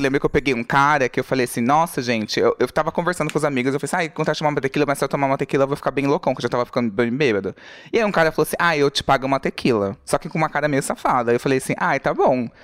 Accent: Brazil; Eu falei, do Brasil

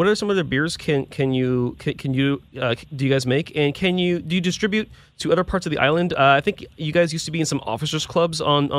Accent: outside of Milwaukee, Wisconsin, United States; I was born outside of Milwaukee, Wisconsin

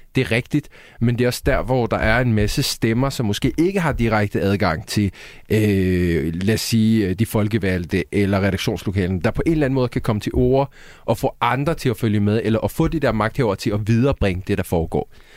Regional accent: Sweden; now in Denmark; Jeg er svensker

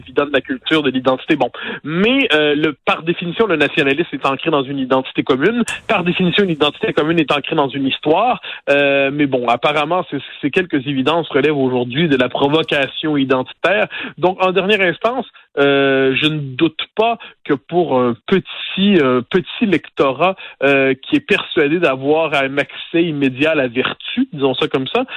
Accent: Quebec, Canada; on est passé de Français à Canadiens, à Canadiens français, à Québécois

